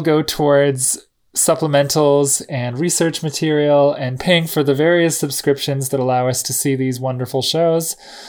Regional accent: New Jersey, United States; You know, I'm from New Jersey, so like that's where I see us.

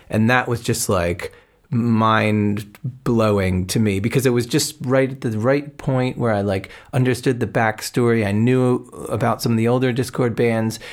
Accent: New Jersey, United States; I grew up in New Jersey

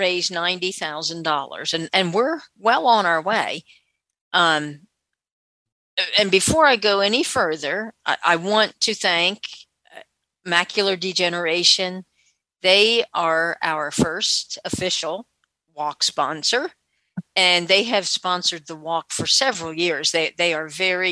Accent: West Virginia, United States; I am from West Virginia, and our organization is Mountain State Council of the Blind.

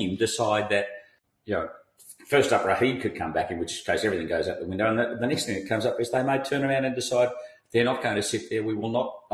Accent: Australia; I'm Australian

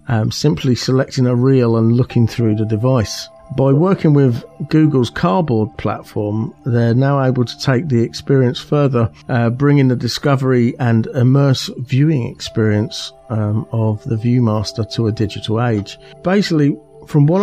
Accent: Aylesbury, South East England, United Kingdom; moved away; the spiritual home of the Paralympics is my hometown

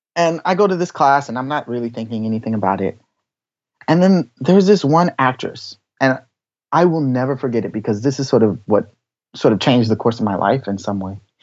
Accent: Washington, District of Columbia, United States; moved away as an adult; now in Tokyo, Japan; I grew up in Washington, D.C.

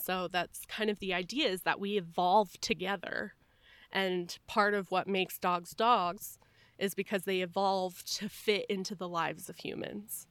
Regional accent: Tucson, Arizona, United States; I grew up in Tucson, Arizona, where there's just desert everywhere

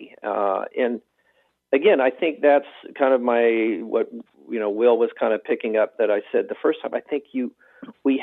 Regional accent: the South, United States; I grew up in the South

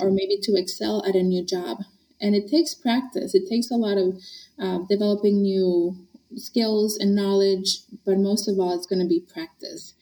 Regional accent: Honduras; also born or lived in Boston area, United States; now in Boston, United States; I grew up in Honduras, Central

